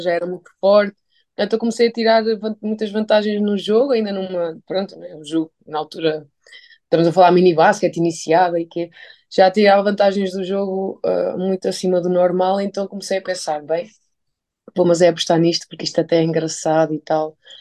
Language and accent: Portuguese; Gafanha da Nazaré, Centro, Portugal; moved away; eu vim da Gafanha da Nazaré, uma pequena, grande cidade, em Aveiro